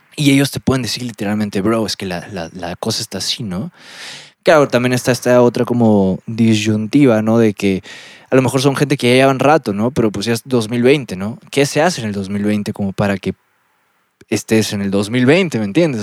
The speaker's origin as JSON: {"language": "Spanish", "region": "Lima", "country": "Peru", "also_born_or_lived": "State of Mexico", "moved": "yes", "said": "como soy de Lima, soy de la costa"}